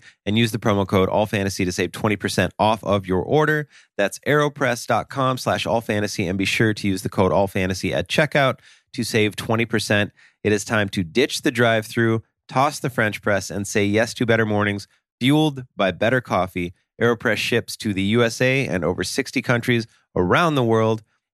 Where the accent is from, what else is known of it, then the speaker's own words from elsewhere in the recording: Russia; Well, I'm from Russia, so that's why they have the Smirnoff that I'm drinking.